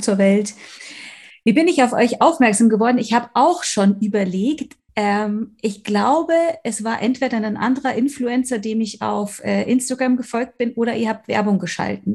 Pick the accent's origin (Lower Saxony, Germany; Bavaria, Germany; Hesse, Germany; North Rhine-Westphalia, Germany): Bavaria, Germany; Munich; Ich komme aus München. Ich wohne auch hier im wunderschönen Schwabing.